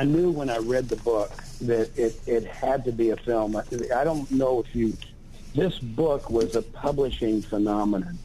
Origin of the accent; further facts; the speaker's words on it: Texas, United States; I grew up in Texas